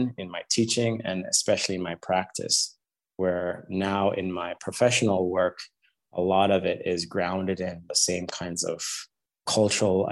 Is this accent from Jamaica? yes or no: yes; Jamaica; I was a kid growing up in Jamaica